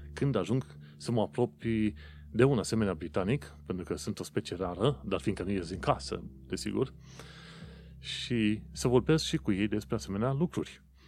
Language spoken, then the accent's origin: Romanian; Romania; now in London, United Kingdom; vin din România